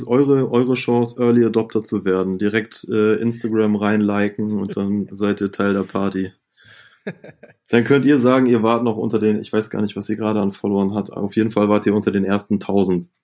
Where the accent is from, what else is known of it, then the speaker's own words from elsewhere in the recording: Itzehoe, Schleswig-Holstein, Germany; ich komme ja gebürtig aus Itzehoe